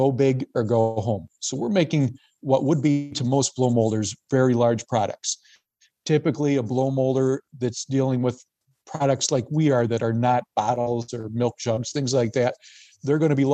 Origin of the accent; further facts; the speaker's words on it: Gasport, New York, United States; I grew up in Gasport, New York, which is the other side of Niagara County from the workplace